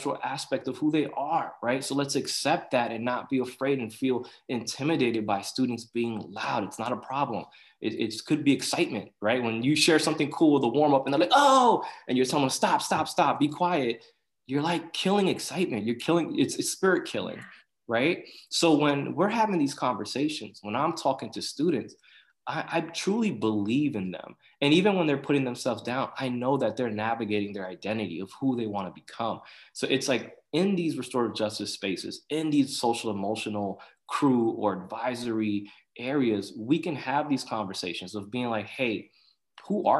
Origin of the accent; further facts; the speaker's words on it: New York City, New York, United States; English is a second language; I grew up in Corona, Queens